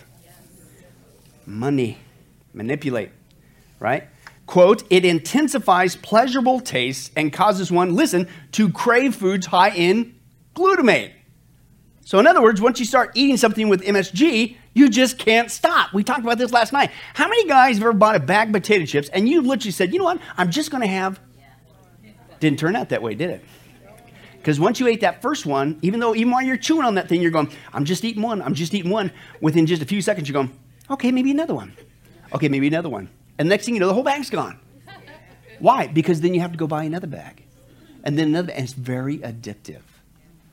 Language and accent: English; Kansas, United States; now in Las Vegas, United States; I grew up in the farm. I grew up in Kansas